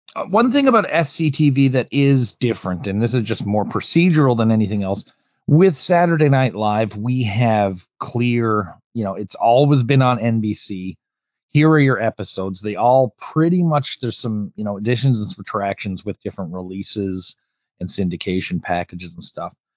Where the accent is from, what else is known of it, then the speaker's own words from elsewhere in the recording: Canada; being Canadian